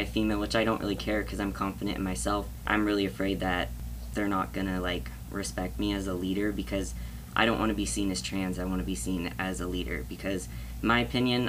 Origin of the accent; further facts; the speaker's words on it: Battle Ground, Washington, United States; I'm from Battleground, Washington